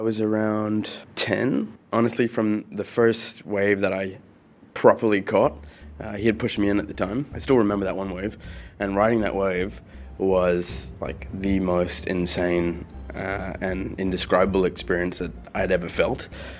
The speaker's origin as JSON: {"language": "English", "region": "Sharjah", "country": "United Arab Emirates", "tie": "born or raised there", "also_born_or_lived": "Brazil", "said": "And I was born in 83 in Sharjah. I think I spent a year here before going back to Brazil. And my parents traveled quite a bit around Europe and the States. And we came back in 92. This country made me."}